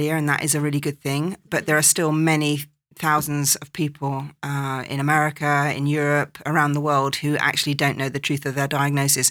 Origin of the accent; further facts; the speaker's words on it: England, United Kingdom; moved away; growing up in England